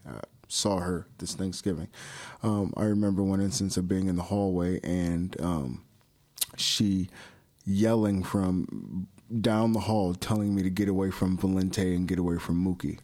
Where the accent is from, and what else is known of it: Palatine, Illinois, United States; born or raised there; also born or lived in Chicago, Illinois / Hoffman Estates, Illinois / Arlington Heights, Illinois / Buffalo Grove, Illinois